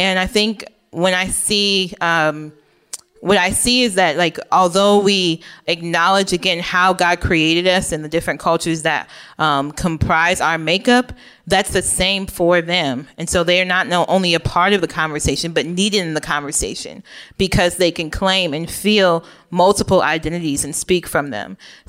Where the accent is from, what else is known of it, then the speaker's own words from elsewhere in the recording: Oak Park, Illinois, United States; I mentioned before that I grew up in Oak Park, which is like, I don't know, middle class, upper middle class neighborhood outside of Chicago.